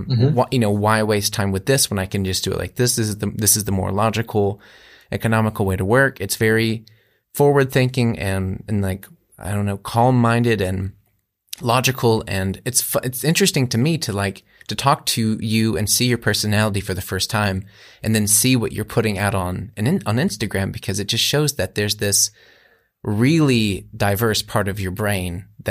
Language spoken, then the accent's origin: English; United States; now in Germany; as an American living in Germany